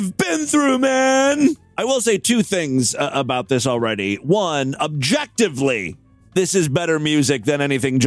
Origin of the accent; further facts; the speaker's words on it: Ashtabula, Ohio, United States; Ashtabula, Ohio, my hometown